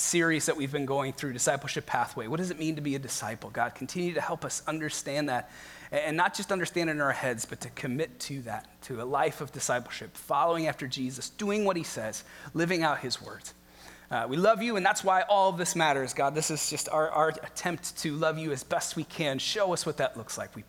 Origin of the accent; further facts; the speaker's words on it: Midwest, United States; moved away as an adult; also born or lived in Northeast Ohio / Chicago; now in Fremont, United States; I'm from the Midwest, so most of my life has been either spent in Northeast Ohio or Chicago